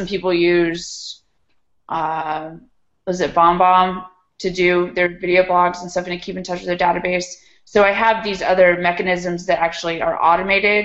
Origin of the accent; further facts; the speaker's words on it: Charlottesville, Virginia, United States; being in my hometown